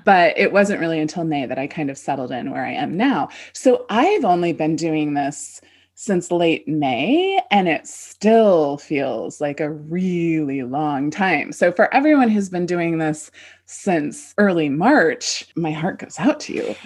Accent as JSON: {"language": "English", "region": "California", "country": "United States", "tie": "born or raised there", "also_born_or_lived": "Midwest / East Coast", "moved": "yes", "said": "I grew up in California, but then I lived all over"}